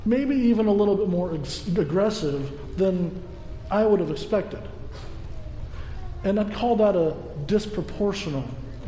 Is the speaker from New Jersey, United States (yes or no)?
no; Georgia, United States; moved away; I was a young boy growing up in Georgia